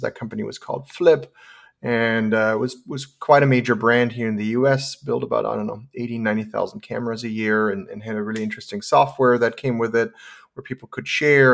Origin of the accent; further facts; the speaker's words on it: Germany; moved away as an adult; also born or lived in San Francisco, California; I, I was born and raised in Germany